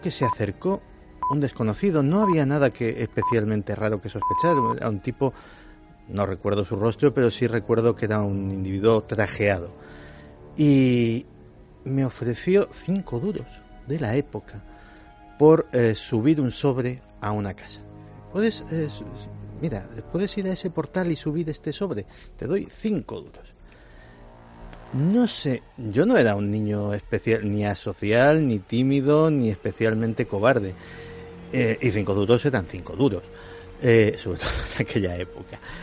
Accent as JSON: {"language": "Spanish", "town": "Madrid", "region": "Community of Madrid", "country": "Spain", "tie": "born or raised there", "said": "yo me crié en, en Chamberí"}